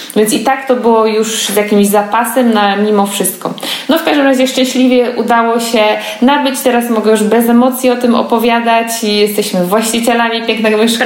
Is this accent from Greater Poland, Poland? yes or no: yes; Poznań, Greater Poland, Poland; jestem z Poznania